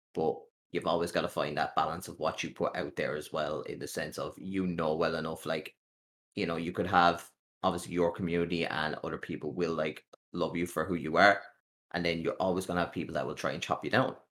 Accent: Ireland; I'm an Irish content creator

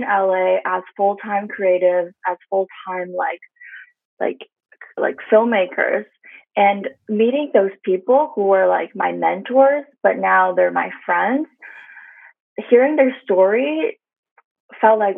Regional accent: Canada; being like Asian Canadian, being Chinese Canadian

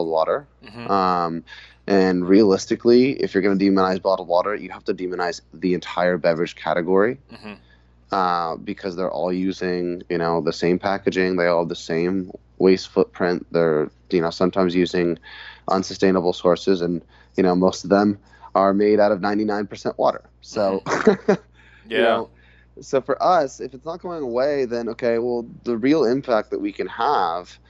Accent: Santa Barbara, California, United States; also born or lived in Hawaii; I grew up in Santa Barbara, but I spent my summers and my winters with my family in Hawaii

